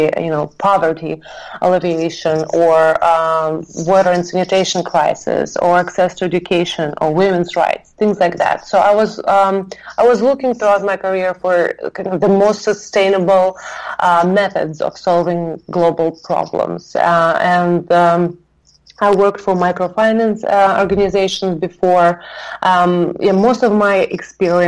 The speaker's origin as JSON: {"language": "English", "region": "Moscow", "country": "Russia", "moved": "yes", "said": "I'm originally from Moscow, Russia"}